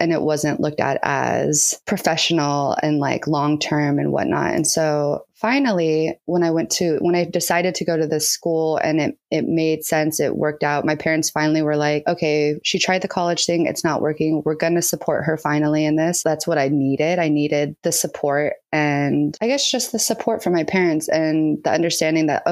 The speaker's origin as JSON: {"language": "English", "town": "San Diego", "region": "California", "country": "United States", "said": "I'm from San Diego, California."}